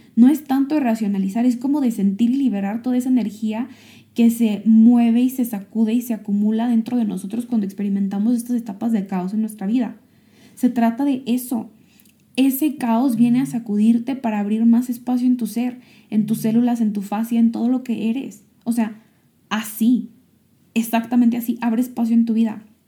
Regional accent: Michoacán, Mexico; moved away; also born or lived in Silicon Valley; yo estoy aquí en mi pueblo, regresando a mi pueblo natal, en México, en Michoacán

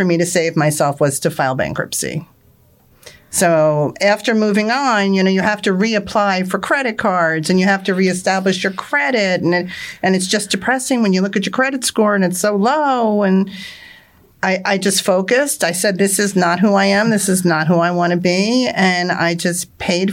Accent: Marlboro, New Jersey, United States; I am from Marlboro, New Jersey

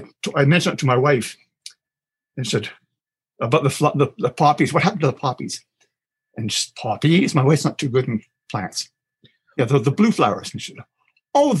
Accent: Toronto, Ontario, Canada; moved away; That would be in Scarborough. I'm from Toronto originally

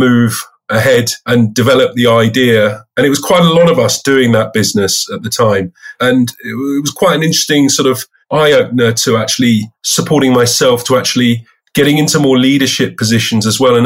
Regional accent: London, United Kingdom; also born or lived in Bristol; So I'm a Londoner from the United Kingdom, pretty much a North Londoner all my life. I went to school in North London

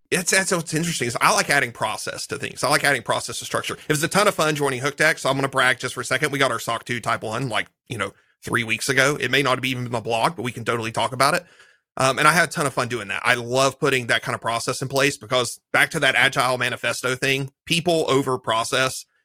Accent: Eastern Kentucky, United States; now in Graham, United States; I'm in the, from the South. I was from Eastern Kentucky, middle of nowhere

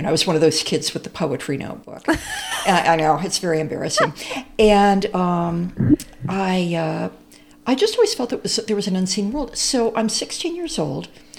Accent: Champaign, Illinois, United States; Well, I grew up in Champaign-Urbana.

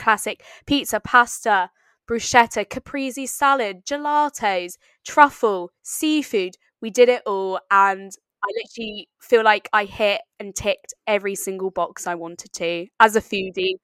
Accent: East Sussex, South East England, United Kingdom; my hometown in East Sussex

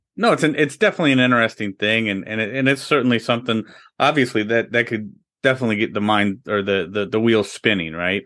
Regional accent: Midwest, United States; also born or lived in Orlando, Florida; we're from the Midwest

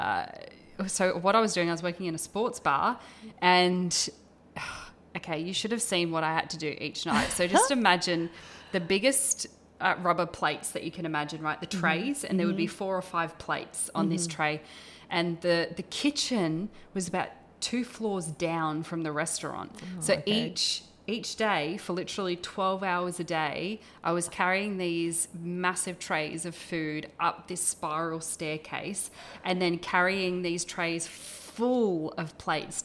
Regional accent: Port Macquarie, New South Wales, Australia; moved away as an adult; also born or lived in Ireland / Queensland; now in Brisbane, Australia; I grew up in Port Macquarie in New South Wales

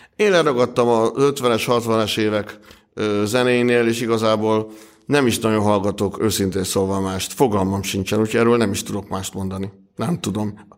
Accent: Hungary; accent: thick Hungarian; a vaskos magyar akcentusom

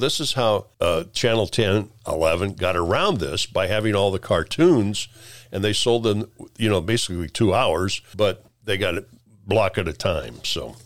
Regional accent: Peoria, Illinois, United States; moved away as an adult; also born or lived in Lincoln, Nebraska; I grew up in the Peoria area in Illinois, uh, mid-, s, central Illinois

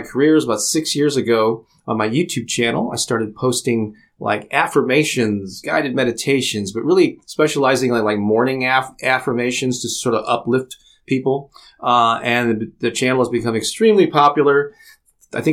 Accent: St. Louis, Missouri, United States; I'm from St. Louis, Missouri, born and raised

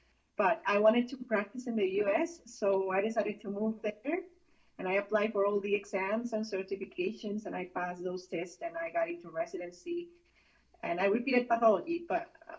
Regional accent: Mexico; moved away as an adult; now in United States; I'm from Mexico originally. Okay. And I was born there and I grew up there.

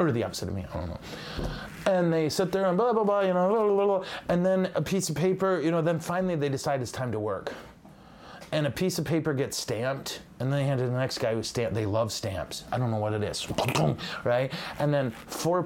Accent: United States; as an American

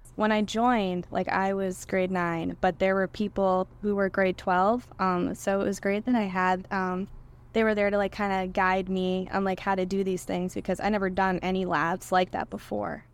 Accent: Tyngsborough, Massachusetts, United States; moved away as an adult; I grew up in Tingsboro, Massachusetts

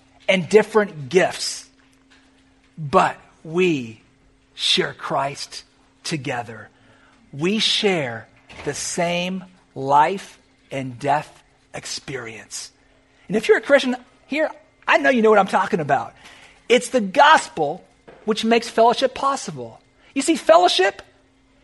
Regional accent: California, United States; now in South Florida, United States; Where I grew up in California

